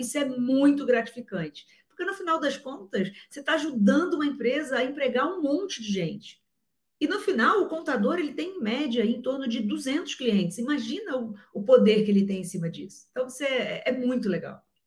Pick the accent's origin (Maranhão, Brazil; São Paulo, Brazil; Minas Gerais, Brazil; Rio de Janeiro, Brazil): Rio de Janeiro, Brazil; eu sou carioca